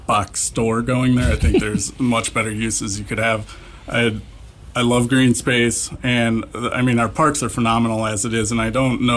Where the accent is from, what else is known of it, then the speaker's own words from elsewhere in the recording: LaPorte, Indiana, United States; I'm from LaPorte. I grew up here